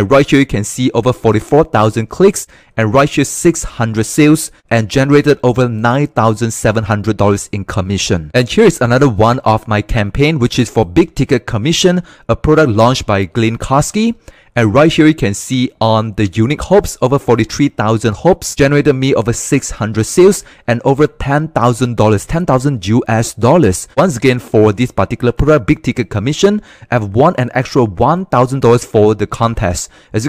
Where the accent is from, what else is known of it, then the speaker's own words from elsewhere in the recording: Malaysia; English is a second language; Yeah, I'm from Malaysia.